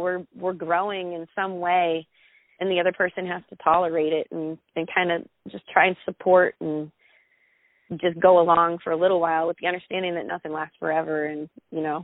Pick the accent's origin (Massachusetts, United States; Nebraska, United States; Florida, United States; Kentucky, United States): Florida, United States; moved away as an adult; also born or lived in Sarasota, Florida / Los Angeles, California; we moved from Florida to, you know, a small town of Florida. And then we went to college in Sarasota, Florida, also a pretty small town, to Los Angeles